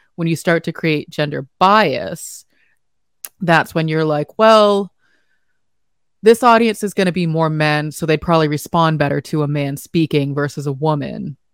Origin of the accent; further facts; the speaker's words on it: United States; as an American